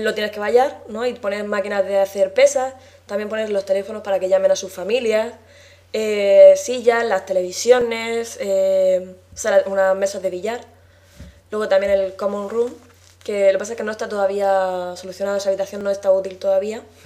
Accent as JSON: {"language": "Spanish", "town": "La Alberca", "region": "Region of Murcia", "country": "Spain", "said": "soy de la alberca, de Murcia"}